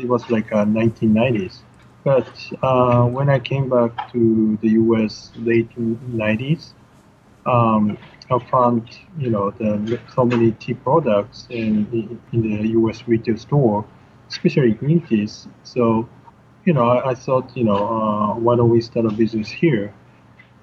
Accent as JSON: {"language": "English", "region": "Shizuoka", "country": "Japan", "tie": "born or raised there", "moved": "as an adult", "lives_now": "United States", "said": "I was born in Shizuoka in Japan"}